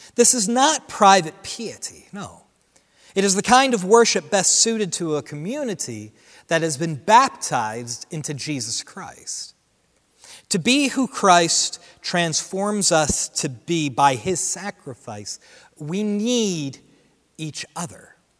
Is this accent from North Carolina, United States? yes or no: no; Central New Jersey, United States; Central New Jersey, where I grew up